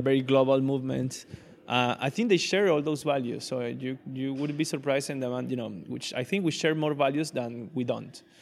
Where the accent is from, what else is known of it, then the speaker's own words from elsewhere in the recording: Venezuela; moved away as an adult; also born or lived in Caracas, Venezuela; now in Barcelona, Spain; I was born and raised in, in Venezuela. I was born in Caracas, but raised in a smaller city.